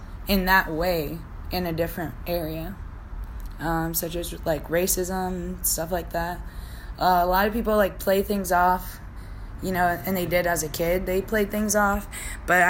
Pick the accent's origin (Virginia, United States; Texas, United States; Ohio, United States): Virginia, United States; also born or lived in Brooklyn, New York / Hanover County, Virginia; most of my childhood memories are from Virginia.